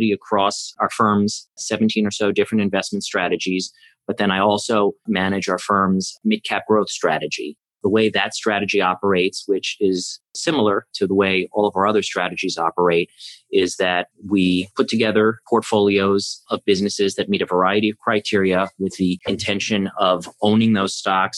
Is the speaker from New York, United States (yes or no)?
yes; New York City, New York, United States; I grew up here in New York City, where I'm speaking to you from